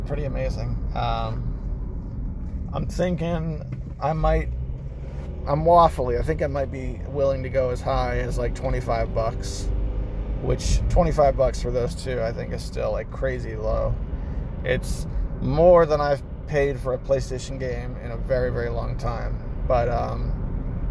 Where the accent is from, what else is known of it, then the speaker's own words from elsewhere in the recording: United States; as an American